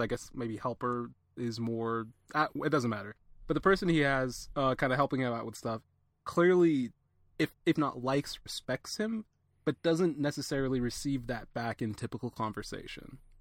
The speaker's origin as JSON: {"language": "English", "town": "Atlanta", "region": "Georgia", "country": "United States", "tie": "born or raised there", "said": "I'm an Atlanta native"}